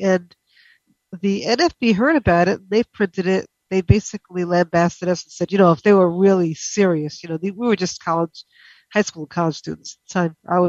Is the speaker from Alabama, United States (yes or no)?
no; New York, United States; I was originally from New York